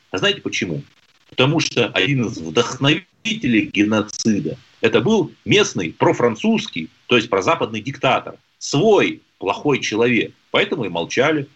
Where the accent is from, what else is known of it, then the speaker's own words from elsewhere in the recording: Lyubertsy, Moscow Oblast, Russia; Я же из Люберца